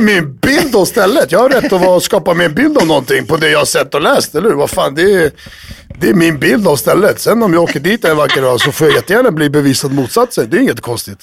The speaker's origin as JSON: {"language": "Swedish", "country": "Sweden", "moved": "yes", "said": "kan fortfarande rösta, jag är fortfarande svensk"}